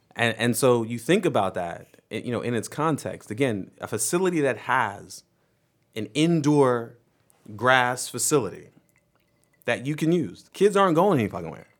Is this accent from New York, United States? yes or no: yes; New York, United States; moved away; my home state